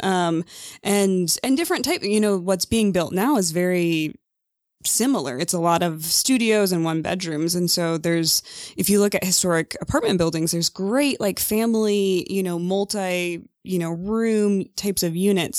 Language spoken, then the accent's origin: English; Mendota, Illinois, United States; moved away as an adult; I'm from Illinois